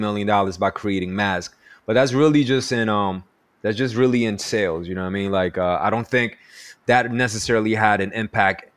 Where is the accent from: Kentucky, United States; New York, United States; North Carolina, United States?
New York, United States; growing up in New York